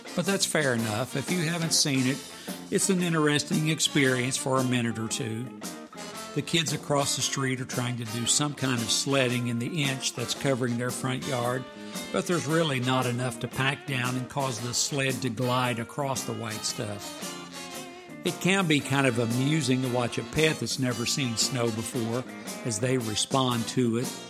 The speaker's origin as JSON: {"language": "English", "region": "Ohio", "country": "United States", "tie": "born or raised there", "moved": "yes", "said": "I grew up in Ohio where it started snowing in November"}